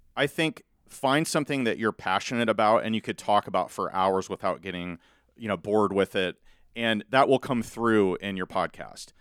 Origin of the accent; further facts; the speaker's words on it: Malvern, Iowa, United States; also born or lived in Council Bluffs, Iowa; now in Carter Lake, United States; I'm from Southwest Iowa originally, Malvern, Iowa